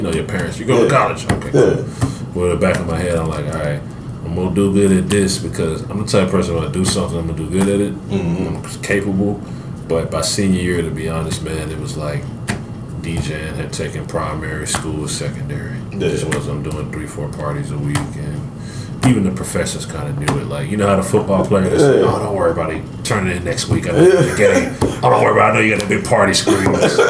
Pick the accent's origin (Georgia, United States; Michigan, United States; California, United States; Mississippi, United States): Georgia, United States; Atlanta; before I went to college, I was from Atlanta. Mm-hmm. I only know how to deal with Atlanta people.